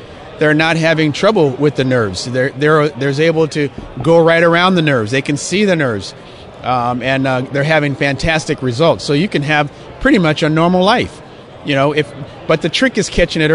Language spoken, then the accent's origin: English; Los Angeles, California, United States; I grew up in Los Angeles, so I grew up a Ram fan